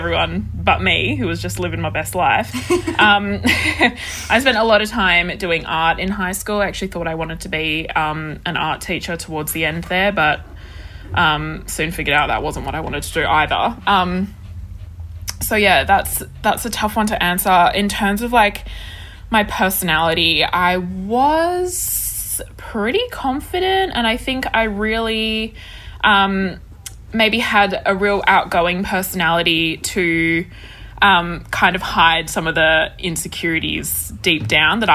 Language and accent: English; Perth, Western Australia, Australia; also born or lived in Sydney; I grew up in Perth. Perth is where I've spent my entire life besides living in Sydney for 2 years when I was 21.